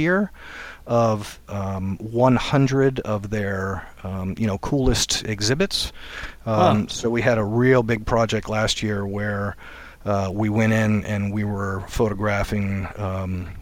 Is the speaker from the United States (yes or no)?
yes; Maryland, United States; moved away as an adult; now in Maine, United States; I was born and raised in Maryland